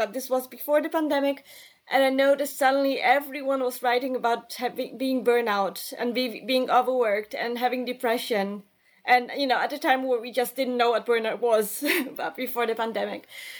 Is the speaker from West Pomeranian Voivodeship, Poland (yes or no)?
no; Warsaw, Masovian Voivodeship, Poland; English is a second language; also born or lived in Cologne, Germany; So I am originally from Warsaw, Poland. And I lived in Germany as a kid. So for 2 years, my parents and I lived in Cologne in Germany.